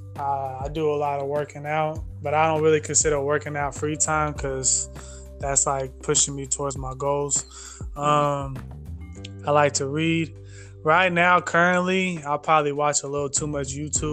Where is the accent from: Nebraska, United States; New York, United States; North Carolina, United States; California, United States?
California, United States; Hayward; I'm from the Bay Area, Hayward, California specifically. In case anyone who's listening, Hayward is like over there next to Oakland, California. So that's where I grew up